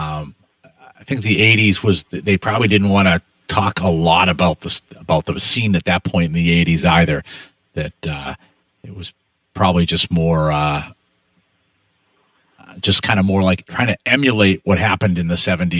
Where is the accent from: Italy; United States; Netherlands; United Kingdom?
United States; Boston, Massachusetts; I'm from Boston